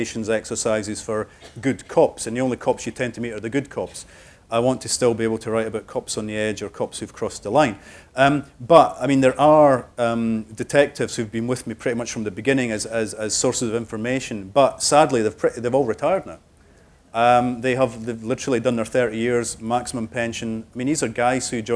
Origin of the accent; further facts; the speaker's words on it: Cardenden, Scotland, United Kingdom; moved away; I went back to Cardenden for the making of that TV show about Rebus's Scotland and where I got the ideas from, and I went back to my hometown